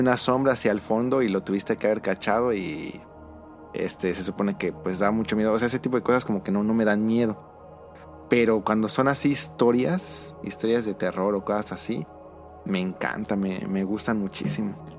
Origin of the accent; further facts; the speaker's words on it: Mexico; en México tenemos